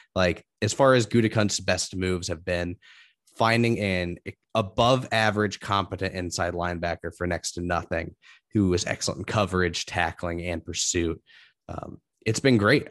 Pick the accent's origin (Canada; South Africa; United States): United States; Indianapolis, Indiana; growing up in Indianapolis